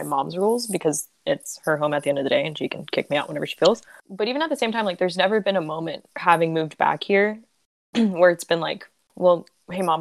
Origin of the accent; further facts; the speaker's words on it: Miami, Florida, United States; I grew up down here in Miami